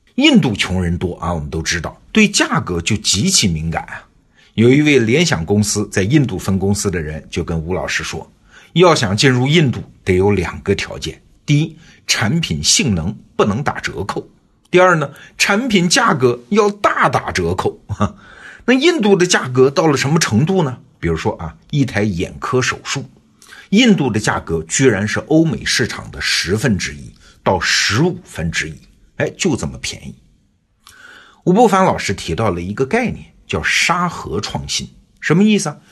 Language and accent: Chinese; Wuhu, Anhui, China; 三只松鼠诞生在安徽芜湖，也就是我老家